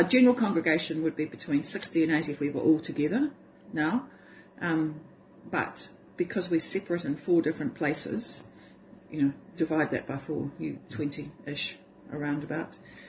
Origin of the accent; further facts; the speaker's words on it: Hamilton, Waikato, New Zealand; born there; And I was born in Hamilton, but I hadn't lived there.